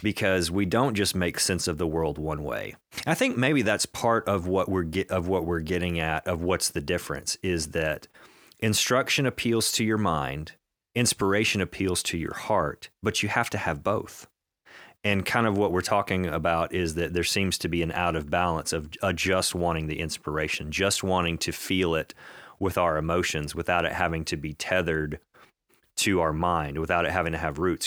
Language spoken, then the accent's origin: English; United States; we as a, as an American Christian people